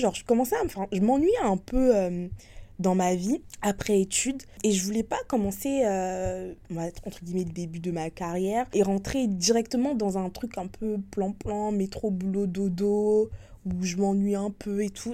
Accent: France; moved away as an adult; now in Hong Kong; j'ai quitté la France il y a ouais, il y a un an et demi, comme j'ai dit pour travailler à l'étranger, à Hong

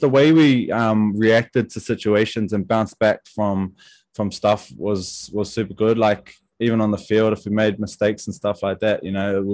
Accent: Wellington, New Zealand; I was obviously from Wellington

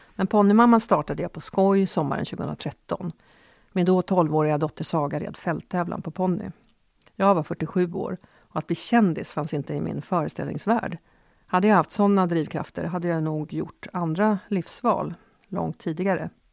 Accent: Åkersberga, Stockholm County, Sweden; jag växte upp i Åkersberga på 70-talet

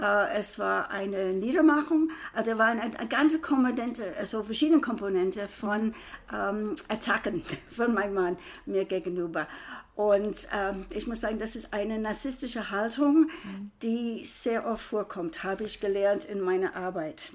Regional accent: United States; now in Frankfurt, Germany; ich bin Amerikanerin

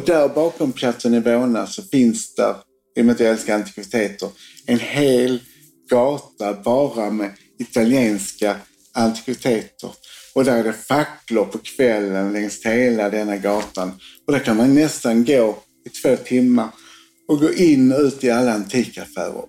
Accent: Sweden; Sverige där jag kommer ifrån

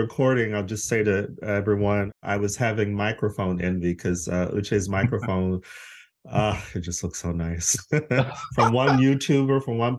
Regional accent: Phoenix, Arizona, United States; also born or lived in Los Angeles; I'm originally from Phoenix, but I was lived in LA for a long time.

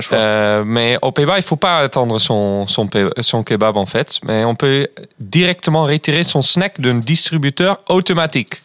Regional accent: Groningen, Netherlands; French is a second language; now in France; chez moi, à Groningen, d'où je viens, euh, pour ceux qui n'ont jamais entendu, moi je viens du nord des Pays-Bas

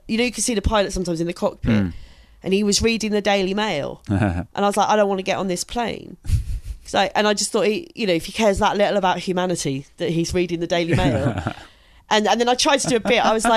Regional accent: Maidstone, South East England, United Kingdom; grew up in Maidstone in Kent, which is a barracks town

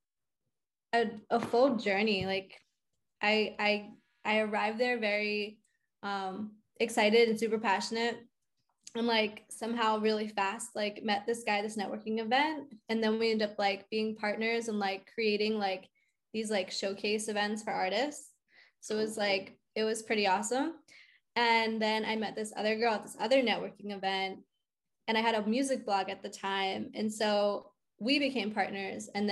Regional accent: outside of Philadelphia, Pennsylvania, United States; moved away as an adult; also born or lived in New York; now in Nashville, United States; I'm originally from outside of Philly.

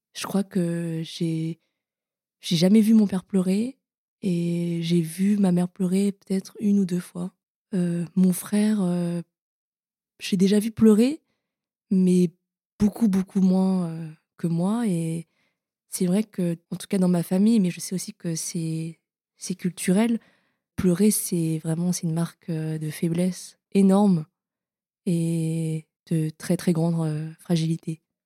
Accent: Paris, Île-de-France, France; Je suis née à Paris. On est euh, dans le centre et j'ai toujours grandi dans le centre de Paris

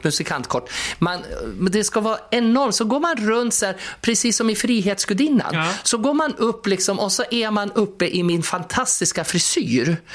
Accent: Skutskär, Uppsala County, Sweden; jag kommer från Skutskär

